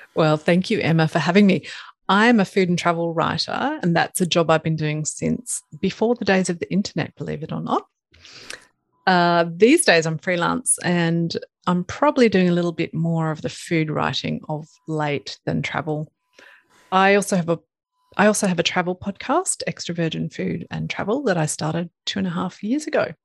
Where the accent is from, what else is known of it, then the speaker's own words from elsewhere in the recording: Ipswich, Queensland, Australia; also born or lived in Brisbane, Australia / United Kingdom / Italy; I grew up in Ipswich, which is a city about 45 minutes from Brisbane